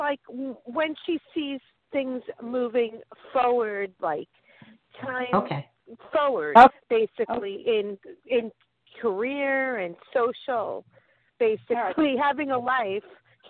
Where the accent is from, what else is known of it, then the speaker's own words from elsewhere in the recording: Oceanside, New York, United States; My birthday is December 26, 1967. I was born in Oceanside, New York.